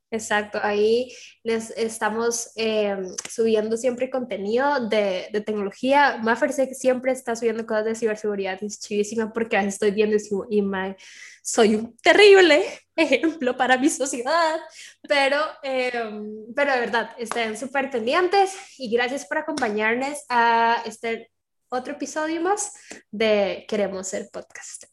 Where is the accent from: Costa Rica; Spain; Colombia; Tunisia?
Costa Rica; aquí en Costa Rica